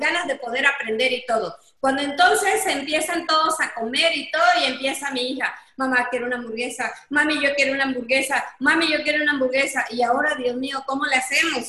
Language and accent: Spanish; Coatzacoalcos, Veracruz, Mexico; regresamos a Coatzacoalcos, porque nosotros somos de Coatzacoalcos